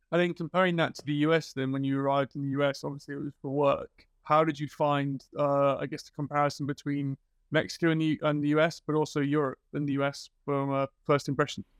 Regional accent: British / England, United Kingdom; moved away as an adult; now in Sweden; being British, I thought we were quite standoffish in England, and then I moved to Sweden

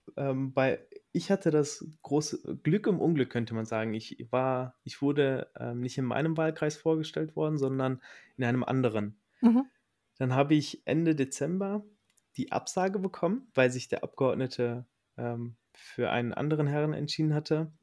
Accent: Recklinghausen, North Rhine-Westphalia, Germany; Ich komme aus dem Herzen des Ruhrpots, aus Recklinghausen

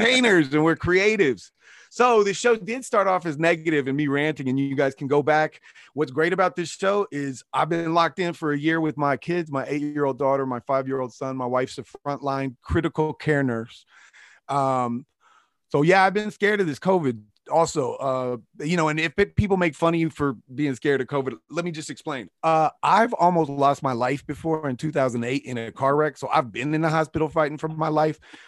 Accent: Kansas, United States; also born or lived in wine country, California; now in Los Angeles, United States; I'm from Kansas.

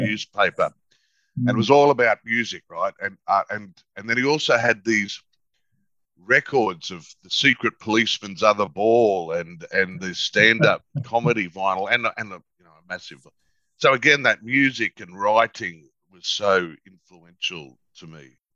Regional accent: Toowoomba, Queensland, Australia; we were growing up in Toowoomba

